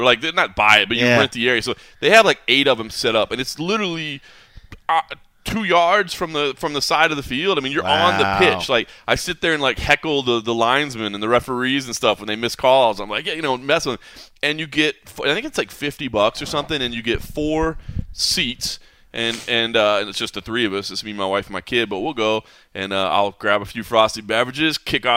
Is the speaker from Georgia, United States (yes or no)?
no; Dallas, Texas, United States; born and raised in Dallas, I'll always be a Dallas sports fan